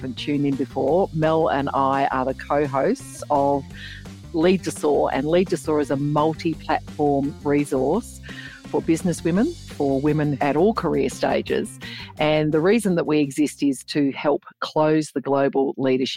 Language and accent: English; Geraldton, Western Australia, Australia; now in Perth, Australia; where I grew up on Noongar land, which is Geraldton, Western Australia